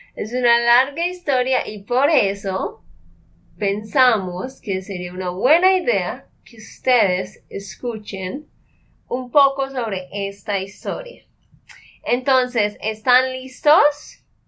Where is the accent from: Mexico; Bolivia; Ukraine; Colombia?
Colombia; Santander; de Santander, Colombia